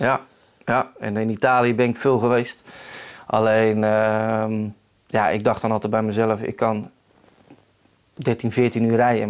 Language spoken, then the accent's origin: Dutch; Netherlands; wij als Nederlanders